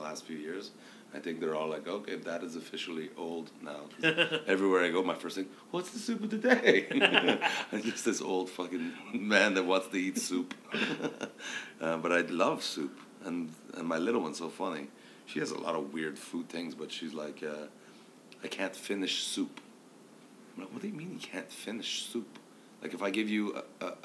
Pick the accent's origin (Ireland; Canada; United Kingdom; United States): Canada; Quebec; I'm from Quebec